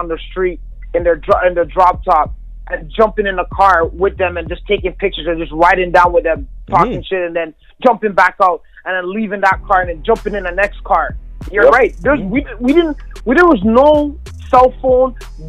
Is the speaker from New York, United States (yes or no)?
yes; Brooklyn, New York, United States; accent: New York; My New York twang got on really good. I was straight from Brooklyn.